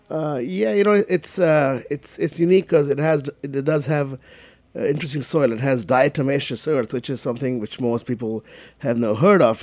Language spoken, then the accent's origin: English; Kolkata, West Bengal, India; moved away as an adult; now in United States; I grew up in Calcutta